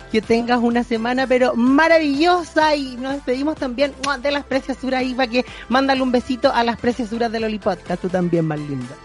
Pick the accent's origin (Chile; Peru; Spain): Chile